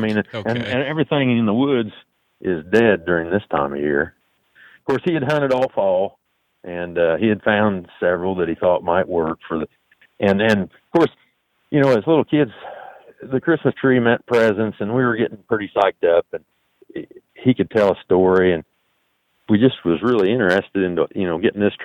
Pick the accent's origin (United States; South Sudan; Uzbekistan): United States; southeastern Illinois; I am from southeastern Illinois. I live in a small town, or just outside a small town, Martinsville